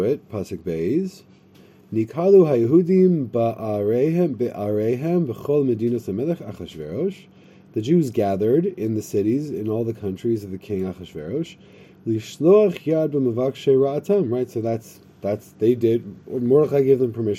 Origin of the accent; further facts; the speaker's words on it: United States; I'm from America